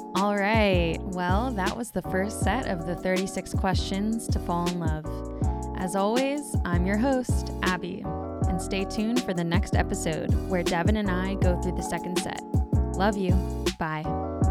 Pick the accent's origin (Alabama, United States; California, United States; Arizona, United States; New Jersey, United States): California, United States; San Francisco; born and raised in San Francisco, in the city